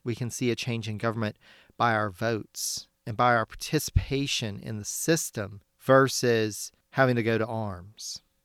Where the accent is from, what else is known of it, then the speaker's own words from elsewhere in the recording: near New Orleans, Louisiana, United States; Growing up in Louisiana, you have the French influence and, and especially, um, having grown up pretty close to New Orleans